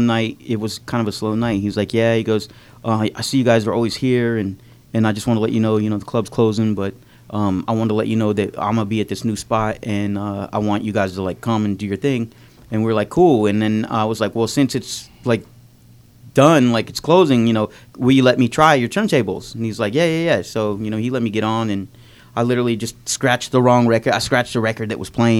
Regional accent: Scottsdale, Arizona, United States; also born or lived in Erie, Pennsylvania; he moved us to Arizona when I was like 8 years old. And so I pretty much grew up there. So that's why I claim Scottsdale.

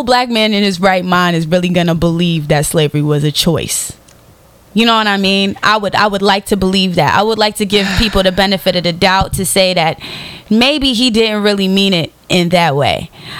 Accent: New York City, New York, United States; I'm from the South Bronx, you know, so I'm all about, you know, that street urban vibe.

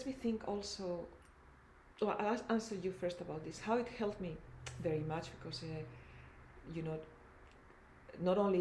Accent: Madrid, Community of Madrid, Spain; English is a second language; moved away; also born or lived in Eindhoven; I'm from Madrid

